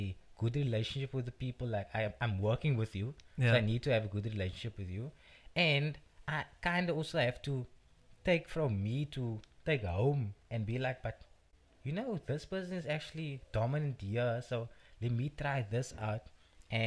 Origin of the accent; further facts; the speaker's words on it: Cape Town, Western Cape, South Africa; also born or lived in Belhar; Born and bred in Bishop Lavers, live in Bavel at the moment.